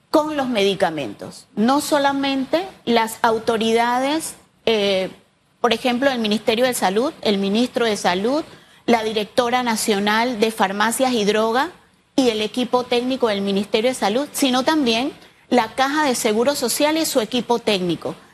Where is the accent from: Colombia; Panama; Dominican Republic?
Panama; Entonces, nosotros como panameños ya es hora y por eso hemos asumido el reto